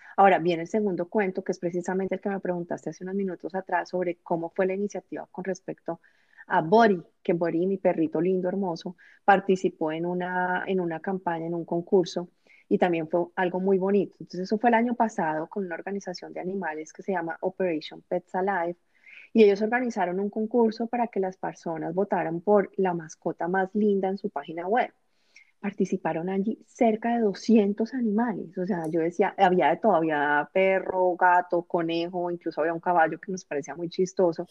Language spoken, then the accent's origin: Spanish; Bogotá, Colombia; moved away as an adult; now in United States; en mi ciudad, en Bogotá